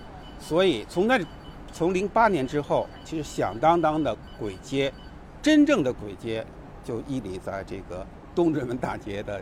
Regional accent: Beijing, China; 东阳，我是在东阳威胡同这这里。我们经常从这里顺过一条小街过来。

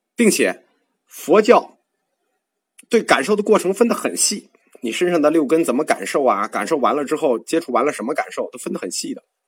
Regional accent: China; 我们中国人不熟啊

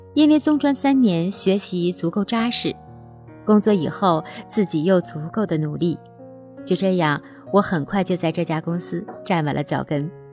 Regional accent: Northeast China, China; 我出生在东北，爸爸妈妈是普普实实的农民。他们没有读过书

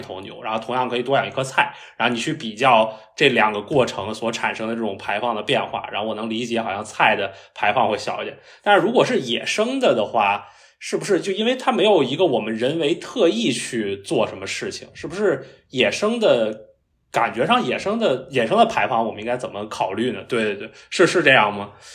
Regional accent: Beijing, China; moved away; 我是北京人嘛

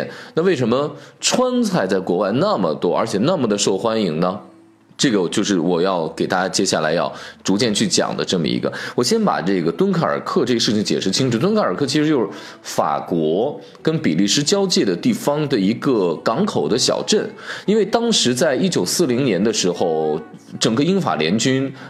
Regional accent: China; 我们中国人没有那么喜欢看国外的战争或这种国外的战争片

